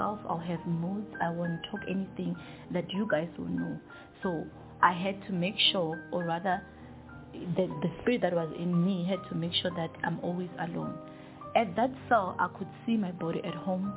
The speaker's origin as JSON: {"language": "English", "area": "Kiani", "region": "Limpopo", "country": "South Africa", "tie": "born or raised there", "said": "I was raised and born in Kiani, Limpopo"}